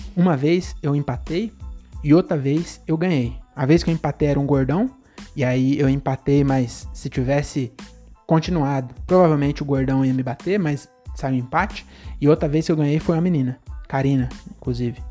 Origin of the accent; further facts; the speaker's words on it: Francisco Morato, São Paulo, Brazil; Francisco Morata, minha cidade, praticamente minha cidade natal, eu nasci, morei 11 anos na, na Consolação e depois eu fui para Morato sem escala